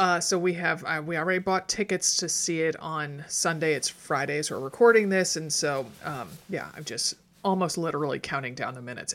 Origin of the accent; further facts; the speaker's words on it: outside New York City, United States; moved away; also born or lived in Connecticut; I grew up outside New York City